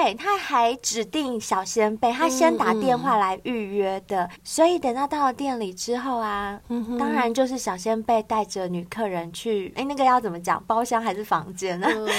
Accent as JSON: {"language": "Chinese", "region": "southern Taiwan", "country": "Taiwan", "said": "我自己本身也是从南部上来的，我也不是台北人"}